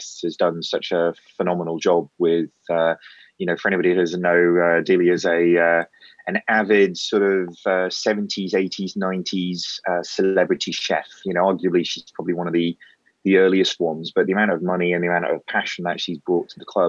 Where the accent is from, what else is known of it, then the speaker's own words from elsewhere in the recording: East of England, United Kingdom; The accent definitely doesn't sort of give you the impression that I'm from Norfolk. But moved down here when I was five. So my dad worked for Amoco.